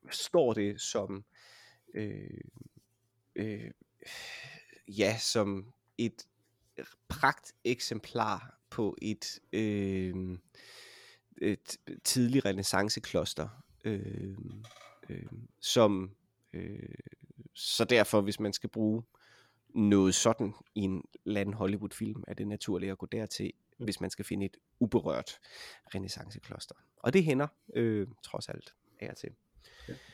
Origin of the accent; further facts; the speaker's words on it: Denmark; jeg er også organist fra Danmark